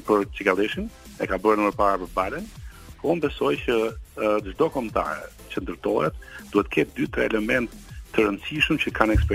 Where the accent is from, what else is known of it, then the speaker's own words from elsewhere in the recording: Albania; ne jemi shqiptarë